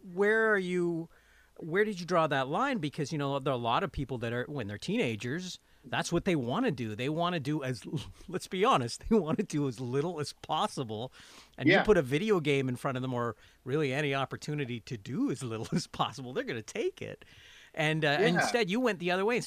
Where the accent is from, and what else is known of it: Canada